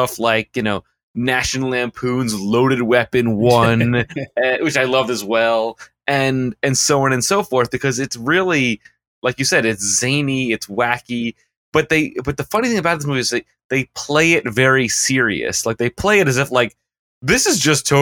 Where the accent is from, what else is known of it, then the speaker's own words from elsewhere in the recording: New York, United States; we're Americans and we're New Yorkers